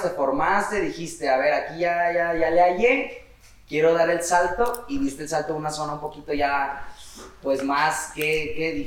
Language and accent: Spanish; Guadalajara, Jalisco, Mexico; venimos del barrio, o sea, venimos del barrio. Oblatos. Oblatos Hills